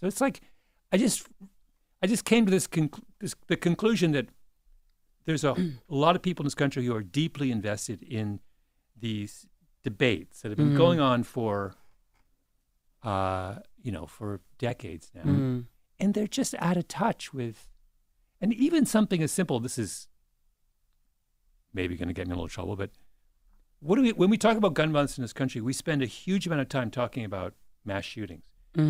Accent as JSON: {"language": "English", "country": "Canada", "tie": "born or raised there", "lives_now": "United States", "said": "I can't answer that question because I grew up in Canada and we're... There's no guns."}